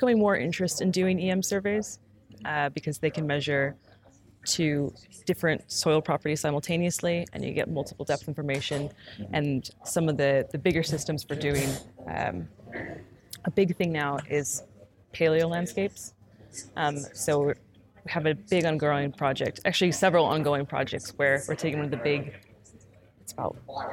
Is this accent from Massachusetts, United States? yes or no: no; Minnesota, United States; now in Bradford, United Kingdom; I'm from Minnesota in the U.S., and it's not very far from the geographic center of North America